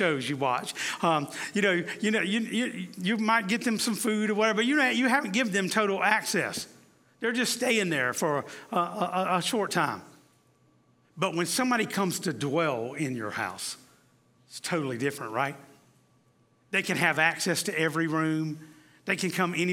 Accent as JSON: {"language": "English", "region": "the South", "country": "United States", "said": "I'm from the South"}